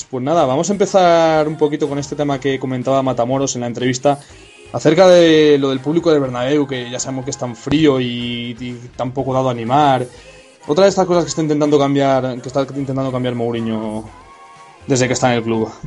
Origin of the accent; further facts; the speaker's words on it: León, Castile and León, Spain; soy leonés